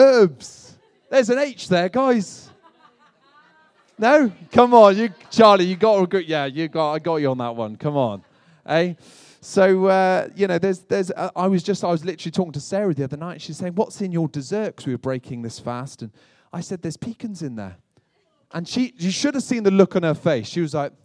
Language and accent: English; United Kingdom; moved away as an adult; now in United States; as a Brit moving to America